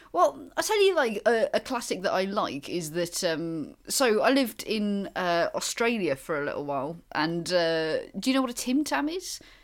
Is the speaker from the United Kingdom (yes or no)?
yes; Wales, United Kingdom; I am from Wales